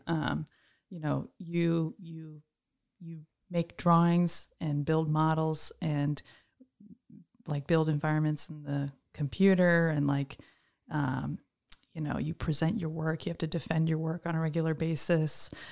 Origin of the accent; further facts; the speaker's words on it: Troy, New York, United States; I am originally from Troy, New York. I grew up in a big family